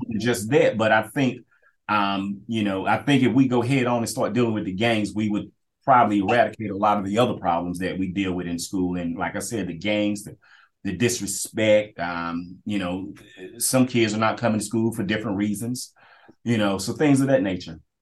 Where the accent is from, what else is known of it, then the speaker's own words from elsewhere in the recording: Kinston, North Carolina, United States; I, get the privilege of being able to work where I grew up